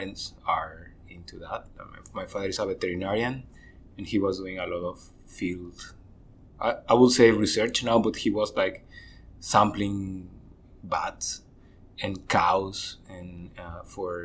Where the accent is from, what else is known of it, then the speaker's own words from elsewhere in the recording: Tabasco, Mexico; In Tabasco, in the south of Mexico.